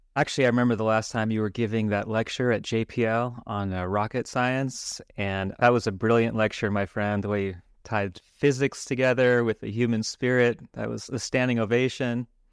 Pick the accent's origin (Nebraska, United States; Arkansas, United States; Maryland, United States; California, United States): California, United States; Los Angeles; since I grew up in Los Angeles. I grew up in Hollywood